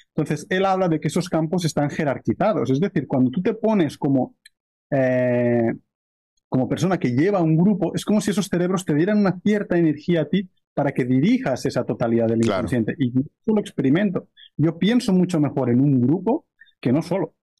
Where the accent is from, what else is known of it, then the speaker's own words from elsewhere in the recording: near Barcelona, Catalonia, Spain; moved away as an adult; now in Brazil; Yo soy de cerca de Barcelona y, básicamente estoy viviendo ahora desde hace un año en la selva de Brasil.